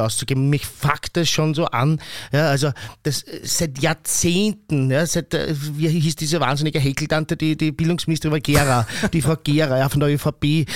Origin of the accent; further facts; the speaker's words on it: Vienna, Austria; ich bin aus Wien, aber ich habe aus meiner Schulzeit keinen Freund mehr aus meiner Klasse